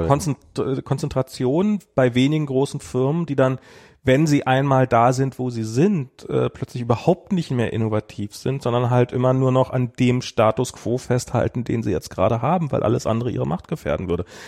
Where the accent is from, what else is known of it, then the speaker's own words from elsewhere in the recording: Berlin, Germany; als ich ein Kind war, in einer Mainzer Straße, also es gab äh, in, einer, in, in Friedrichshain